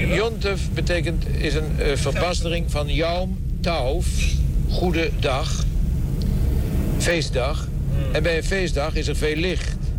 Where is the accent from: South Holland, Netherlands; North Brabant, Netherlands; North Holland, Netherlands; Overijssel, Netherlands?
South Holland, Netherlands; The Hague; also born or lived in Zandvoort; Ik ben geboren in Scheveningen